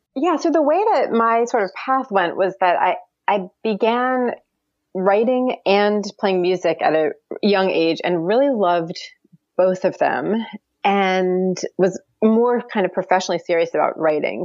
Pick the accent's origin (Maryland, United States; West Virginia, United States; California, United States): Maryland, United States; Baltimore; moved away; also born or lived in Jerusalem; I'm not from the American South, but like I, I did grow up in, in a suburb of Baltimore.